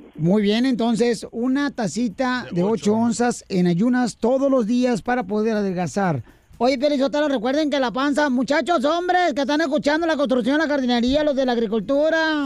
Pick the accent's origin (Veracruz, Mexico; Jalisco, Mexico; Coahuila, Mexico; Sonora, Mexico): Jalisco, Mexico; Ocotlán; moved away; Ocotlán, Jalisco, mi tierra natal